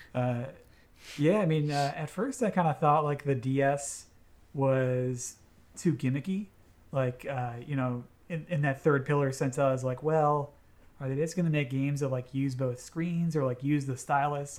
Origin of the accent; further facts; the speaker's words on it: United States; I'm an American